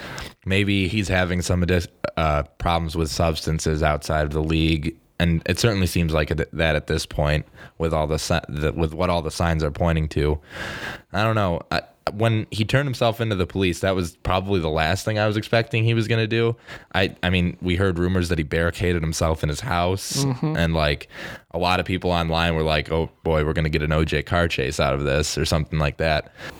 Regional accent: Western New York, United States; growing up in Western New York, there's a lot of Pittsburgh Steelers fans

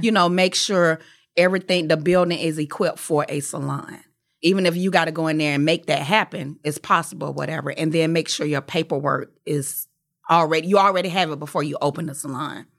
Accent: Atlanta, Georgia, United States; I was from Atlanta

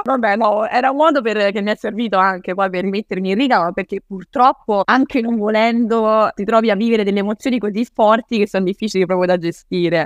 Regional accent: Rome, Lazio, Italy; io non sono una romana spinta

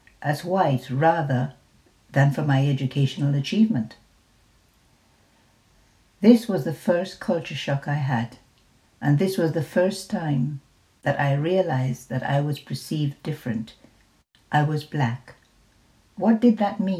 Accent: Jamaica; first language English; now in United Kingdom; English was my first language. I came from Jamaica, one of the British colonies.

